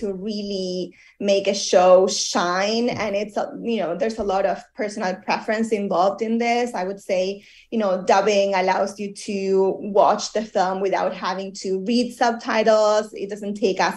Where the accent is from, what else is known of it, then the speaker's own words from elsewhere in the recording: Argentina; moved away; I come from Argentina